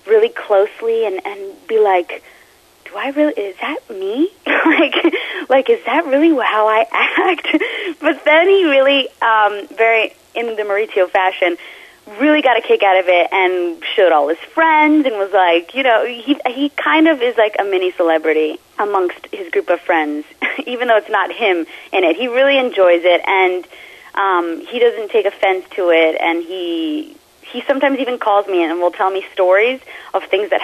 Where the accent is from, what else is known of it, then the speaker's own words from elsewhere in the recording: New York, United States; also born or lived in Italy; I'm from New York, born and raised in New York, Italian background